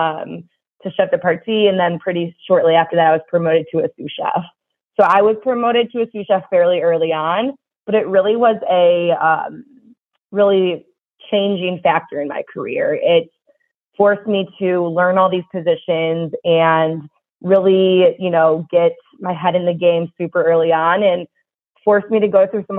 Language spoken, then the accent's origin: English; Chicago, Illinois, United States; I'm from Chicago, the Chicago area, and I had full plans after graduation to go back to Chicago